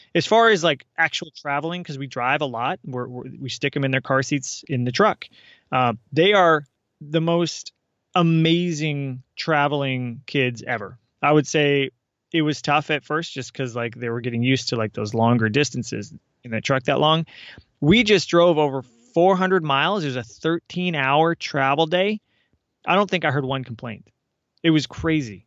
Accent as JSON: {"language": "English", "town": "Seattle", "region": "Washington", "country": "United States", "moved": "as an adult", "said": "we're from the Seattle area"}